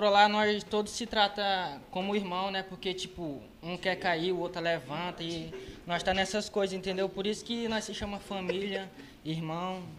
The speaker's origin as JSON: {"language": "Portuguese", "town": "Davinópolis", "country": "Brazil", "said": "sou de Davinópolis. Comecei no ramo da música como MC em 2017."}